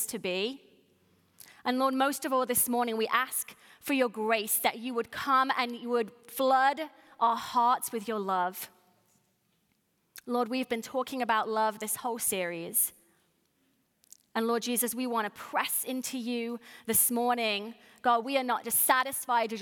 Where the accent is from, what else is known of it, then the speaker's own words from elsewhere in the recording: United Kingdom; what I'm calling a ham sandwich, because I'm British